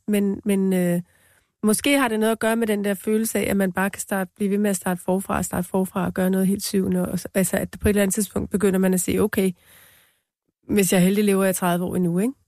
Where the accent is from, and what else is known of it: Denmark; born or raised there; first language Danish; moved away as an adult; also born or lived in New York, United States / Greenland; now in Copenhagen, Denmark